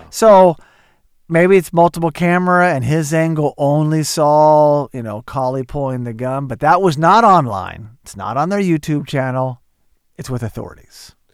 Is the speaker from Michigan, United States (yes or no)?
no; Oklahoma, United States; growing up in Oklahoma